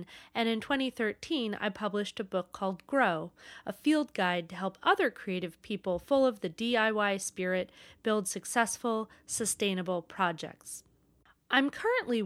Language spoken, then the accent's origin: English; Maine, United States; moved away as an adult; also born or lived in Portland, Oregon / New York City; growing up in Maine